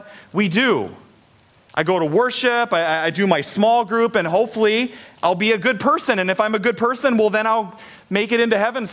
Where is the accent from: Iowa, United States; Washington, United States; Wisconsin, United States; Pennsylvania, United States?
Iowa, United States; Story City; I grew up in Story City, which is like an hour north of here